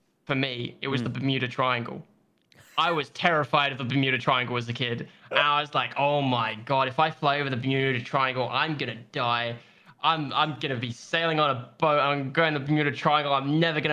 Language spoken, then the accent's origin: English; London, United Kingdom; accent: British; sitting in my house in the little outskirts of London.